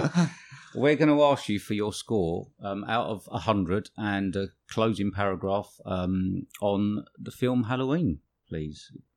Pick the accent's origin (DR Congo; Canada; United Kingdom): United Kingdom; England; We're English